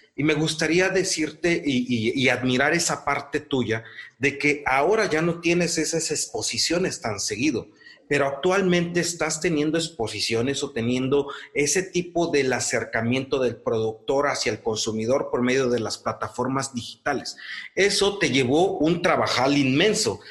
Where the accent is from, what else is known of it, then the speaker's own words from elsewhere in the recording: Morelos, Mexico; en el caso de Morelos, en el caso, en el pueblo donde yo nací